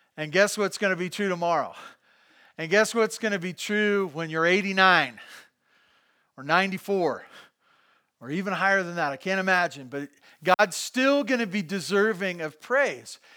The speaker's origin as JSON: {"language": "English", "town": "Santa Barbara", "region": "California", "country": "United States", "tie": "born or raised there", "also_born_or_lived": "Bakersfield", "said": "I grew up in Santa Barbara"}